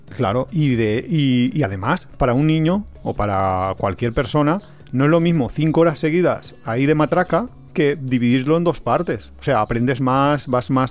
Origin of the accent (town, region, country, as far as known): Spain